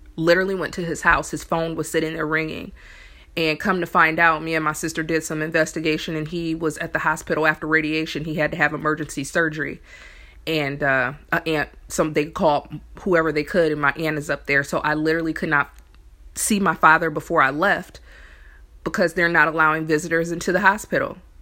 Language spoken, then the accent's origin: English; Indiana, United States; now in New Orleans, United States; me coming from Indiana, I'm from there